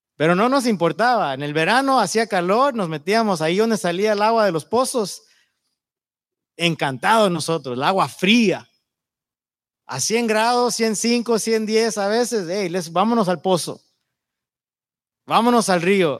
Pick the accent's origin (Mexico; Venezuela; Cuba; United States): United States; Yuma, Arizona; moved away; soy de Yuma. Nacido y creado ahí en la frontera de Sonora.